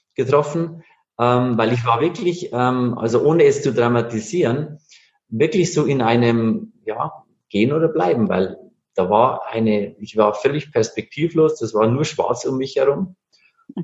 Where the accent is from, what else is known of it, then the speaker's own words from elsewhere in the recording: Bavarian Forest, Germany; moved away; Ich komme ursprünglich aus Bayern, aus dem Bayerischen Wald.